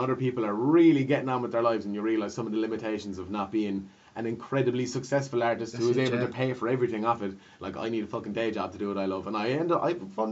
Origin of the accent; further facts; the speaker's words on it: Clonlara, Munster, Ireland; I'm from Clonlara / Limerick. I got a lot of Limerick heritage. I'm not from Lahinch.